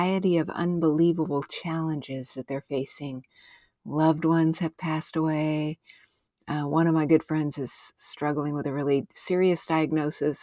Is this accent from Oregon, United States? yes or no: no; New Mexico and Southern Arizona, United States; I grew up in New Mexico and Southern Arizona